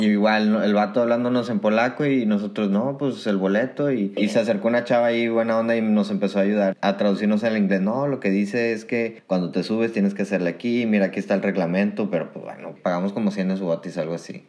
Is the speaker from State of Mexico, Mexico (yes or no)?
no; Monterrey, Nuevo León, Mexico; moved away as an adult; now in Poland; como buen regio